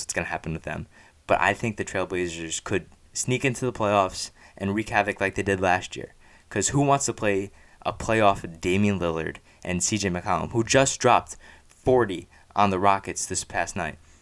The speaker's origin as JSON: {"language": "English", "region": "New Jersey", "country": "United States", "tie": "born or raised there", "said": "I grew up and live in Central Jersey"}